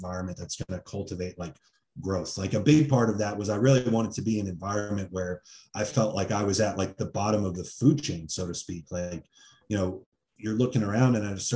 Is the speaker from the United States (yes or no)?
yes; New Jersey, United States; moved away as an adult; I grew up in Jersey